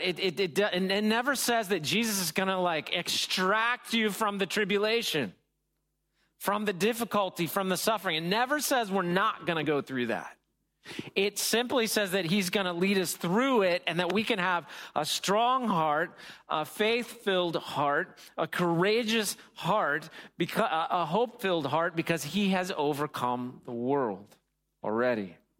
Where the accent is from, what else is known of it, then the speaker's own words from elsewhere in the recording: United States; I'm American